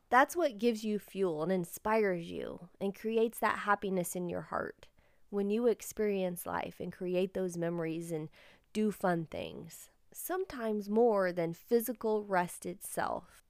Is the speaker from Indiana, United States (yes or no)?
yes; Indiana, United States; we're from Indiana.